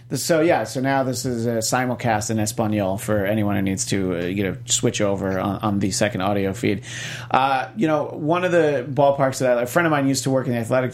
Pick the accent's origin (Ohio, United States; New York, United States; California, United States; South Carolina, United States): New York, United States; now in Los Angeles, United States; I'm from New York State.